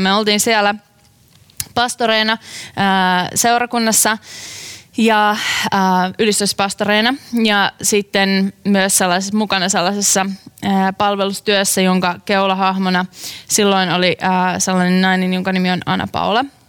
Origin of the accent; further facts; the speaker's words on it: Tuupovaara, North Karelia, Finland; moved away; mä olen kotoisin pienen pienestä kylästä nimeltä uh, Tuupovaara.